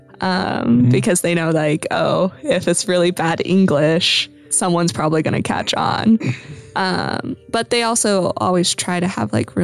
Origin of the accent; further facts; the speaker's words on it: Kansas, United States; I'm from Kansas